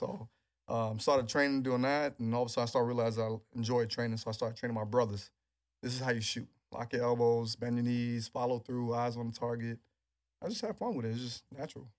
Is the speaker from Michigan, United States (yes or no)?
no; New York City, New York, United States; growing up in New York